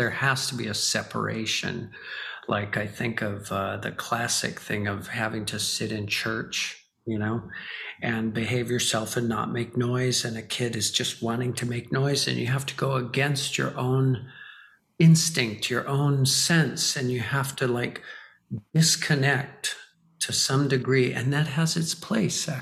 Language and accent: English; Hawaii, United States; I grew up in Hawaii